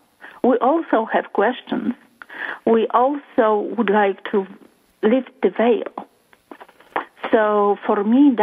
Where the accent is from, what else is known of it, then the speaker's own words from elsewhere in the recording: Poland; English is a second language; moved away as an adult; now in Toronto, Canada; about 22 years ago, I came to Canada from Poland searching for, I guess, my place in life.